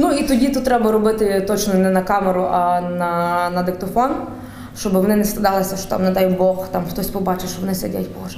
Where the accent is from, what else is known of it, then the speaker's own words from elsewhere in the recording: Galicia, Ukraine; accent: Galician dialect; моя галицька говірка це насправді вона, до речі, розвинулася якраз після того, як в мене померла баба.